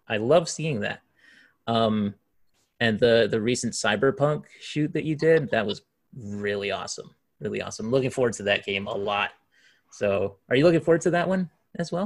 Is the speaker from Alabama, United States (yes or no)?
no; Hawaii, United States; moved away as an adult; I come from Hawaii, of course, and uh, I lived there for most of my life um, up until last year, actually